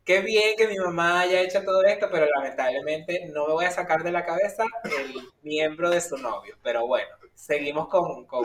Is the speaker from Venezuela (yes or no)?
yes; Venezuela; nosotros como venezolanos le echamos pierna a todo y en las adversidades siempre salimos adelante